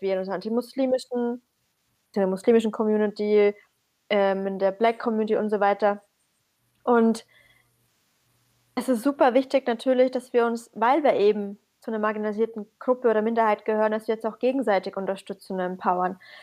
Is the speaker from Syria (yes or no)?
yes; Syria; moved away; ich bin aus Syrien